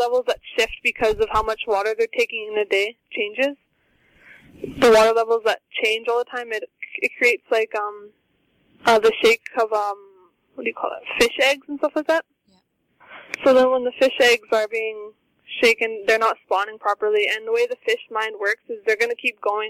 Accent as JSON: {"language": "English", "area": "Shoal Lake 39", "region": "Ontario", "country": "Canada", "said": "I'm from Shoal Lake 39"}